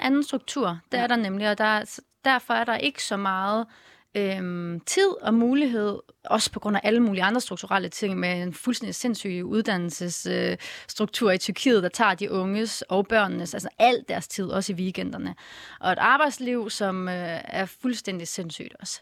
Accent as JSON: {"language": "Danish", "town": "Vejle", "region": "Southern Denmark", "country": "Denmark", "tie": "born or raised there", "said": "jeg er opvokset i Vejle"}